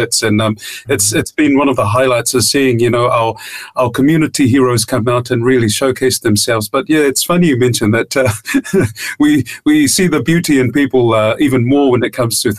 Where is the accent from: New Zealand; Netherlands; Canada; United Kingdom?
New Zealand; Auckland; also born or lived in Tonga; I was about 9 years old when I moved from Tonga to Aotearoa. So my father came to build a church on Whawhana Road here in Auckland, in Mangere